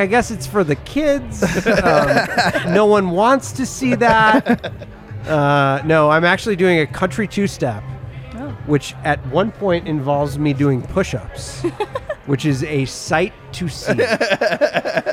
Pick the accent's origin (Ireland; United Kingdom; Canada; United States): United States; Midwest; growing up in the Midwest